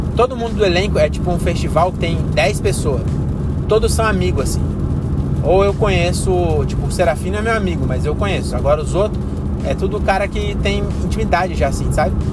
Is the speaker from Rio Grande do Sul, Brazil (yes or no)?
no; Francisco Morato, São Paulo, Brazil; moved away as an adult; now in Cajamar, Brazil; eu sou de Francisco Morata